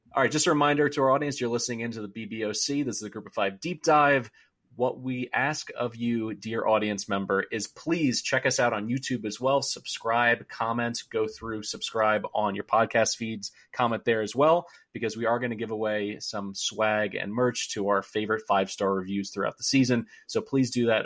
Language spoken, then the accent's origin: English; Philadelphia, Pennsylvania, United States; I grew up in Philadelphia. I still live in the Philly suburbs.